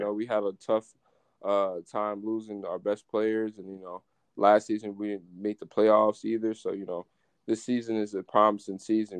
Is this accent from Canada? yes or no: no; Jamaica; also born or lived in United States; Yeah, man. Yeah, I'm Jamaican.